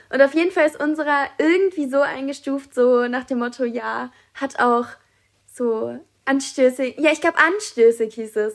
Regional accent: Germany

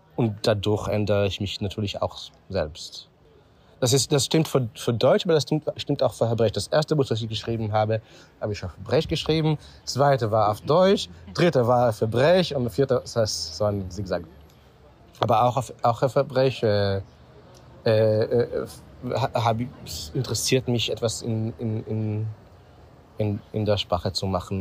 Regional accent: Israel; German is a second language; moved away as an adult; also born or lived in Vienna, Austria / Tel Aviv, Israel; now in Berlin, Germany; ich wurde in Israel geboren, 1974 und habe äh, drei Jahre, so zwischen äh, äh, 12 und 15, habe ich äh, mit meinen Eltern, äh, so die ganze, ist die ganze Familie für drei Jahre nach Wien gefahren.

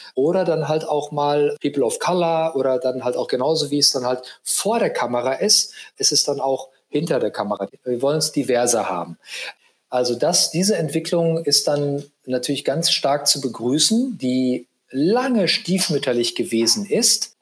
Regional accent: Aalen, Baden-Württemberg, Germany; in meinem kleinen Kaff, wo ich herkomme, nämlich Aalen hieß

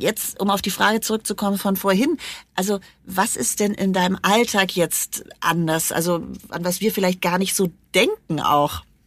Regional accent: Germany; bei uns in Deutschland

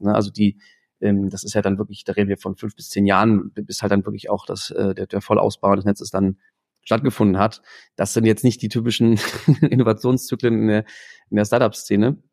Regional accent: Germany; als Deutsche, als internationale Studenten

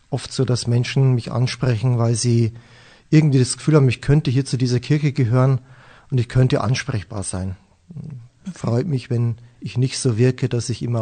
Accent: Weiden, Bavaria, Germany; Weiden bezeichne ich gerne als meine Heimatstadt. Dort habe ich lange Zeit im Internat gelebt.

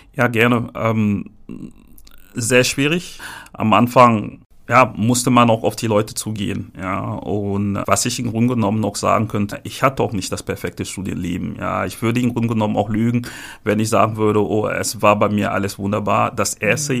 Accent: Cameroon; moved away as an adult; now in Hamburg, Germany; ich bin in Kamerun geboren. Ähm, dort bin ich ebenfalls auch ähm, aufgewachsen und auch dort zur Schule gegangen.

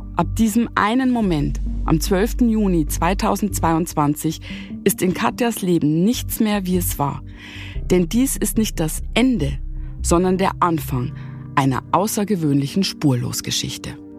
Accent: Bavarian Forest, Germany; wir sind ja im bayerischen Wald äh, mhm. groß geworden

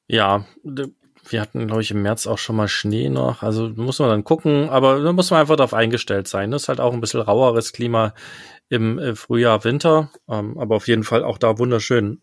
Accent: East Germany, Germany; ich bin ja im Osten aufgewachsen mit meinen Eltern

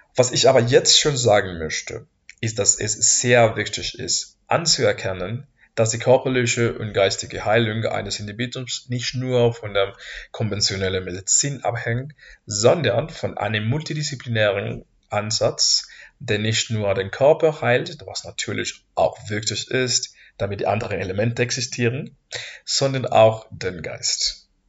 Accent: Mexico; German is a second language; moved away as an adult; now in Heidelberg, Germany; ich komme aus Mexiko

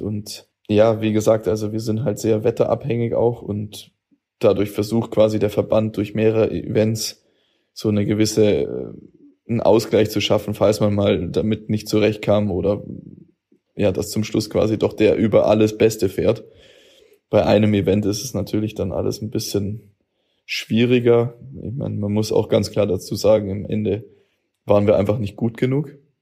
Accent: Augsburg, Bavaria, Germany; Ich bin aus Hochzoll

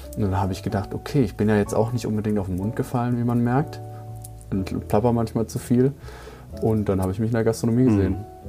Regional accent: Markgräflerland, Baden-Württemberg, Germany; moved away as an adult; now in Dresden, Germany; ich bin ja 700 Kilometer aus dem Markgräflerland zu dir gezogen, nur wegen der Weinkulturbar

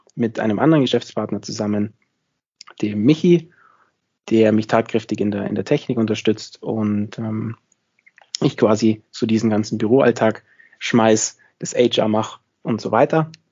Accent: near Munich, Bavaria, Germany; moved away as an adult; also born or lived in Innsbruck, Austria; now in Austria; komme ursprünglich aus der Nähe von München. Das heißt, ich bin auch, wie man in Österreich sagt, ein sogenannter Zurgroster. Ähm, das heißt, man hört es vielleicht an meinem Akzent, ich bin nicht ganz aus Österreich

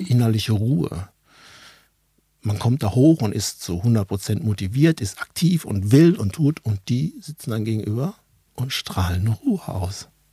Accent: Ruhr area, near Dortmund, North Rhine-Westphalia, Germany; accent: Ruhrpott; moved away as an adult; also born or lived in Hanover, Lower Saxony; Ich bin aus dem Ruhrgebiet, gebürtig dort, aufgewachsen, Ruhrpottler

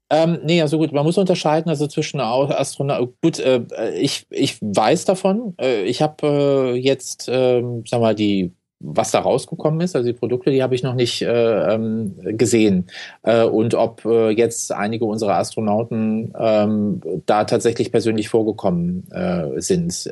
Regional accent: Cologne, North Rhine-Westphalia, Germany; bin äh, in der Nähe vom DLR groß geworden, in Köln-Porz

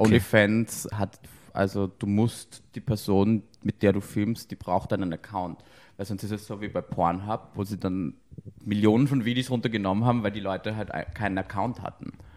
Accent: Austria; now in Berlin, Germany; ich bin aus Österreich

